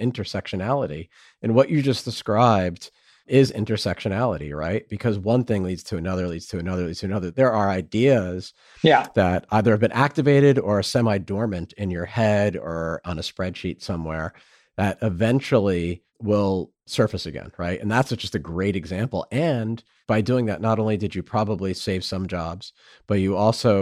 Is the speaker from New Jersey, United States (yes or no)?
yes; New Jersey, United States; also born or lived in Washington, D.C.; I grew up in New Jersey, went to school in Washington, D.C.